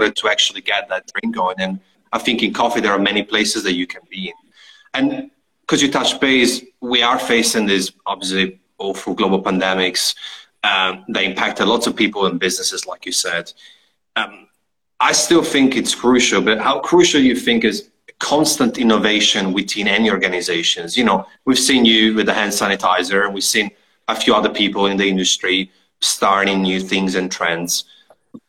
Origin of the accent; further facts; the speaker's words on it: Italy; we're both from Italy.